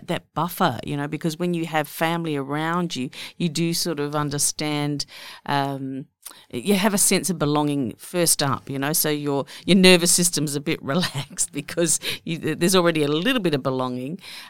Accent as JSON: {"language": "English", "country": "Australia", "said": "we're Australian"}